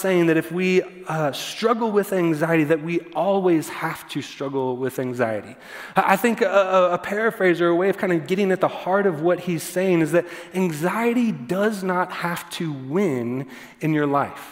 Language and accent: English; Texas, United States; growing up in the church, and I grew up in Texas church particularly